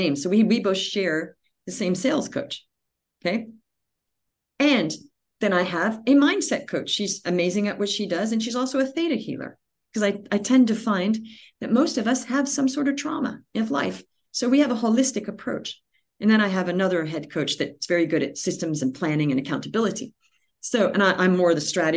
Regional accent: Australia; moved away; also born or lived in California, United States; I was born in California, but we moved to Australia when I was a child, and we grew up there

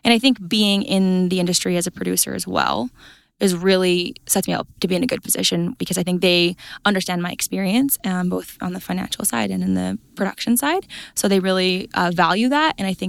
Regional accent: Red Deer, Alberta, Canada; So I grew up on a cow-calf and grain operation. I say Red Deer County, it's Innisfail area.

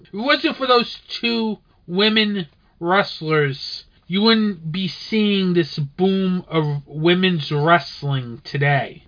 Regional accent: Rhode Island, United States; this is from my home state

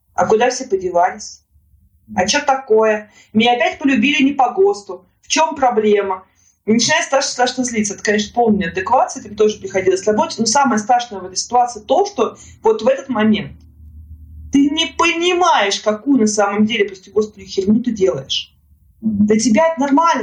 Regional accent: Yaroslavl, Yaroslavl Oblast, Russia; moved away as an adult; now in Moscow, Russia; я жила до этого времени в Ярославле

